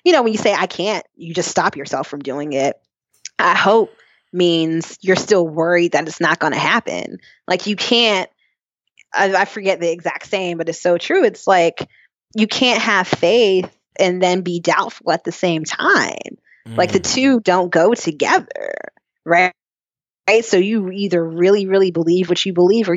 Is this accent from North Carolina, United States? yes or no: yes; North Carolina, United States; growing up in North Carolina, I've been through most hurricanes